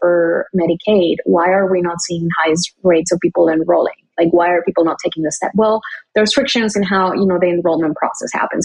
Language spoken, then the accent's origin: English; McAllen, Texas, United States; moved away as an adult; I grew up in McAllen, Texas